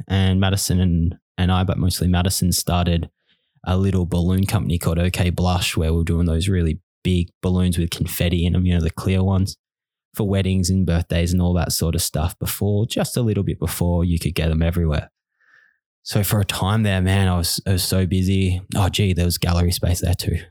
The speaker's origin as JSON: {"language": "English", "town": "Bunbury", "region": "Western Australia", "country": "Australia", "tie": "born or raised there", "moved": "as an adult", "lives_now": "Melbourne, Australia", "said": "I was born in Bunbury, Western Australia"}